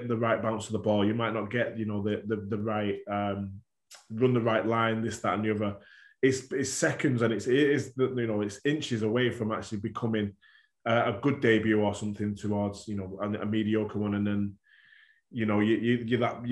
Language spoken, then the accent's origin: English; Warrington, North West England, United Kingdom; being a Warrington lad anyway, my passion was to play for my hometown team